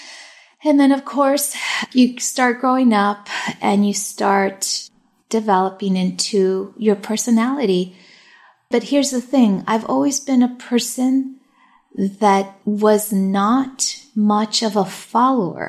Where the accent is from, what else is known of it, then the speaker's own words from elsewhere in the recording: Long Beach, California, United States; first language Spanish; English is a second language; also born or lived in Fountain Valley, California; I was actually born here in Long Beach, California. So I'm a true Angelina through and through. And, you know, I did not speak English until I got to kindergarten